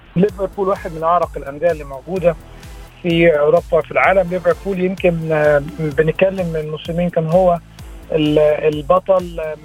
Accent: Egypt; كمصريين وكعرب

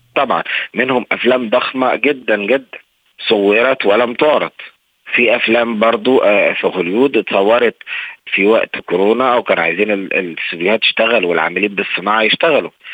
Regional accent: Egypt; احنا كمصريين ده جزء من ثقافتنا

